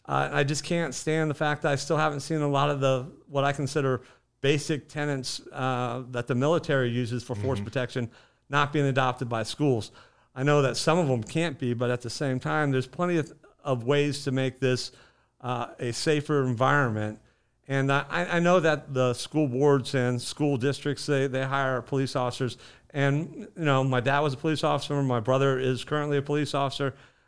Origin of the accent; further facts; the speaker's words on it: Bradenton, Florida, United States; So I was born and raised here in Bradenton.